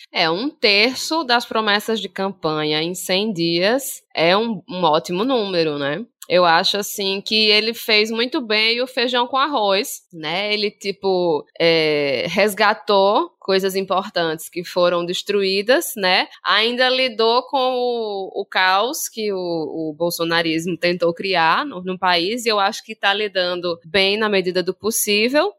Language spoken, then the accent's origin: Portuguese; Northeast Region, Brazil; eu sou nordestina